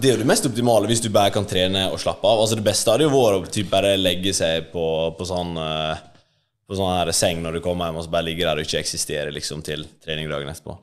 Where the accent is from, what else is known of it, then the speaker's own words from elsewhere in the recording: Ulsteinvik, Møre og Romsdal, Norway; moved away as an adult; now in Oslo, Norway; bodde jo i Ulsteinvik, der jeg er fra, på Vestlandet, til etter videregående.